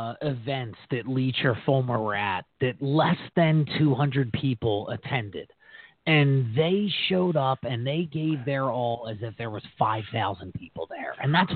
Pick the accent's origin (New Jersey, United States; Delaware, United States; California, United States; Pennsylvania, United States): New Jersey, United States; near Philadelphia; We grew up in the sticks of Philadelphia.